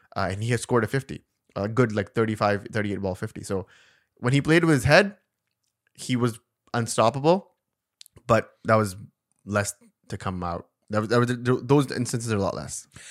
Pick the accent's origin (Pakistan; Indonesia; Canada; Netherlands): Pakistan; Karachi, Sindh; born or raised there; moved away